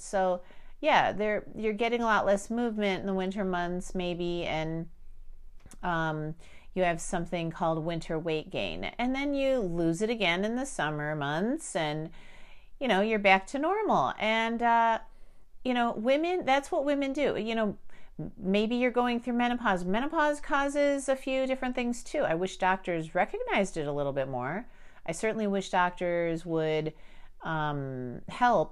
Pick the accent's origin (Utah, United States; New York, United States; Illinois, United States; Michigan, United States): Illinois, United States; Chicago; I was born in Chicago